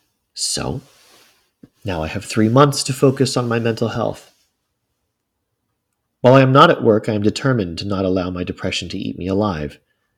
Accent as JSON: {"language": "English", "region": "Tennessee", "country": "United States", "said": "I'm from Tennessee. It's not the most progressive state in the union."}